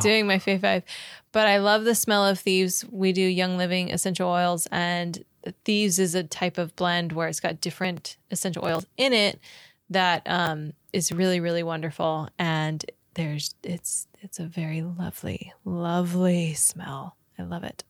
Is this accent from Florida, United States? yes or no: yes; Florida, United States; Growing up in Florida